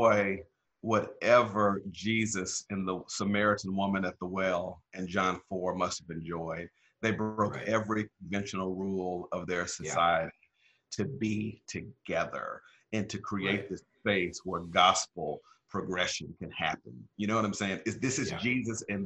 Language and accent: English; Pearl, Mississippi, United States; now in Indian Wells, United States; I grew up in the South, Black church tradition. Pearl, Mississippi is where I come from